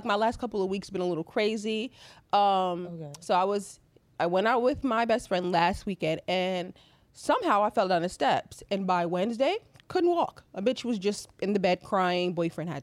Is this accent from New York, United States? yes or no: yes; New York, United States; being from New York or growing up in New York